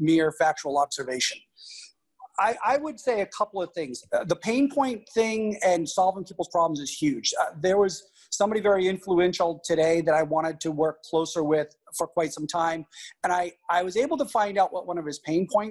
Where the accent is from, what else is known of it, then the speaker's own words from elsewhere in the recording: Boston, Massachusetts, United States; I'm from Boston